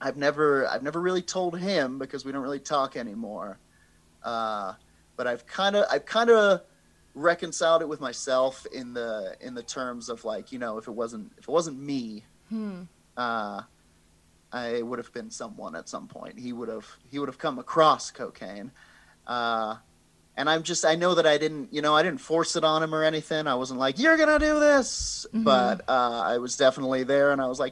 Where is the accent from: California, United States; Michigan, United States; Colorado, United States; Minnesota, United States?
Colorado, United States; People in my hometown would, freebase cocaine. They were smoking crack. Trailer park, crack.